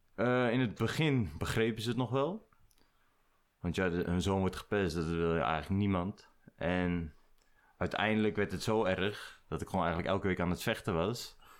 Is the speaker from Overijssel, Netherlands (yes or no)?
no; Nieuwegein, Utrecht, Netherlands; born or raised there; also born or lived in IJsselstein